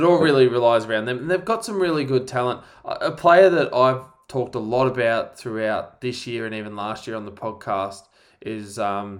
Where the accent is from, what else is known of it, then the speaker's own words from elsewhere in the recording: Australia; As a Australian